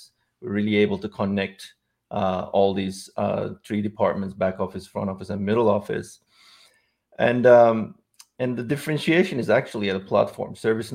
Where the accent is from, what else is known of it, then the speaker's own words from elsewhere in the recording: Istanbul, Turkey; moved away as an adult; also born or lived in Silicon Valley Bay Area; now in San Francisco Bay Area, United States; I'm originally from Istanbul, Turkey